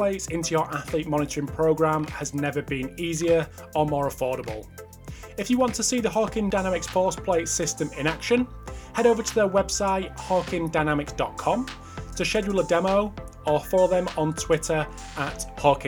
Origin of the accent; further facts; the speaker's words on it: the north of England, United Kingdom; Two dirty northerners